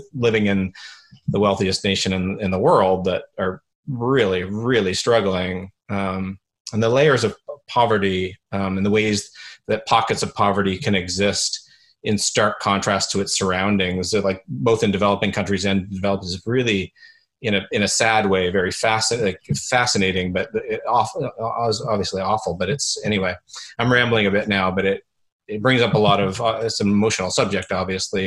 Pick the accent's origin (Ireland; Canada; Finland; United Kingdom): Canada; as a Canadian